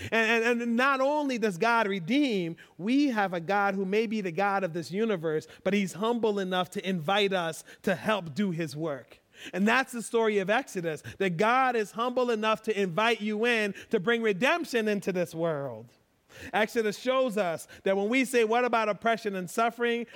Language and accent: English; United States; I'm American